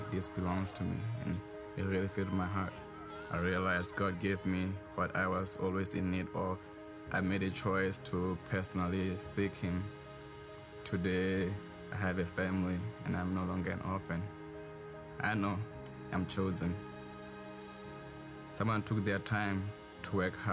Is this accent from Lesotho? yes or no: yes; Lesotho; I was born in Lesotho, Southern Africa, and was raised in the villages.